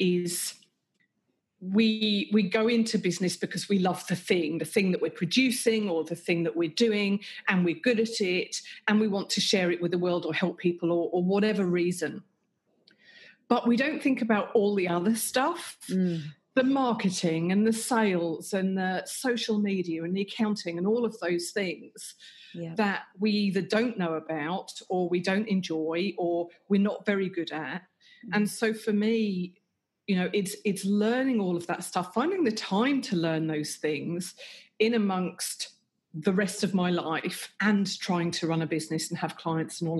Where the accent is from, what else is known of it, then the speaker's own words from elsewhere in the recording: England, United Kingdom; moved away as an adult; now in Australia; I grew up and lived in England